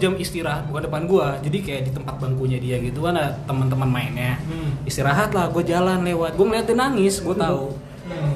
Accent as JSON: {"language": "Indonesian", "town": "Depok", "region": "West Java", "country": "Indonesia", "tie": "born or raised there", "also_born_or_lived": "Petamburan, Jakarta", "said": "gua pindah nih dari Petamburan ke Depok"}